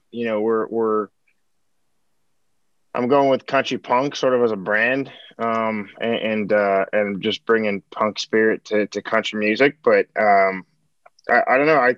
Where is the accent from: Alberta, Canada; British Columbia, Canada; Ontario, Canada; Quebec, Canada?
Quebec, Canada; Montreal; now in Nashville, United States; born and raised in Montreal, Quebec, Canada